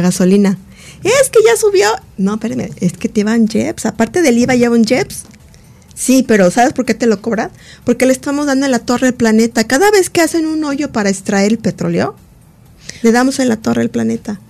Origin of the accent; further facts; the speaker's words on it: Mexico; como mexicana